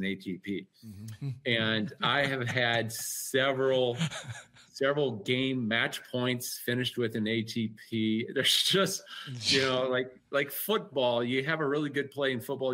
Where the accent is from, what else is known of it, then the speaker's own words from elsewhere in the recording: Eastern Washington, United States; Eastern Washington and rural towns I've been all my life. So grew up on an apple orchard, pear orchard